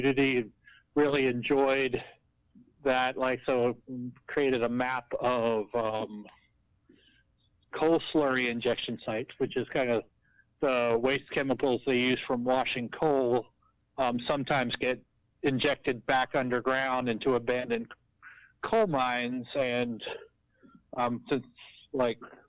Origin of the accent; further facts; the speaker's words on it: Bath County, Virginia, United States; also born or lived in Appalachia, Virginia; I grew up in Bath County, Virginia, which is in Appalachia, again, not in the coal fields